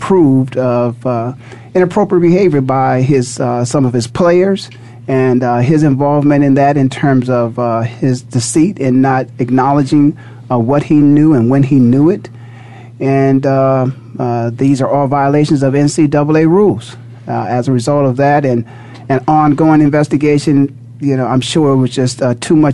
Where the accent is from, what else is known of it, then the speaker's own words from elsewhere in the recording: Canton, Ohio, United States; now in Phoenix, United States; born and raised in Canton, Ohio